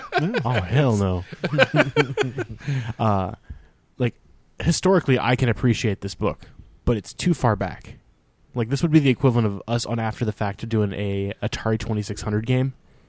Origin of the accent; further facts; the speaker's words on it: United States; so as an American